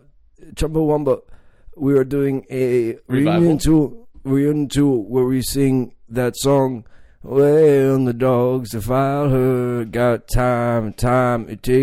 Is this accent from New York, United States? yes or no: no; Seattle, Washington, United States; I am from Seattle, and we are famous for our fish market.